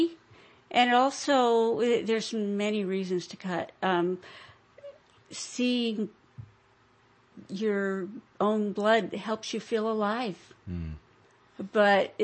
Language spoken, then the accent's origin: English; Atascadero, California, United States; moved away as an adult; also born or lived in Modesto area, California; now in Modesto, United States; I'm a Californian, born and raised. But I'm from Atascadero, which is near San Luis Obispo and Moro Bay